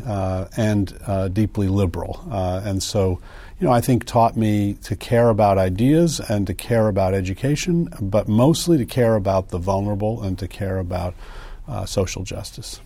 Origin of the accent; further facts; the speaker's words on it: United States; moved away as an adult; also born or lived in Princeton, New Jersey / New Haven, Connecticut / Evanston, Illinois / East Coast; I was born in Princeton, uh, raised outside of New Haven, Connecticut, and then in Evanston, Illinois, uh, but I've been on the East Coast ever since college.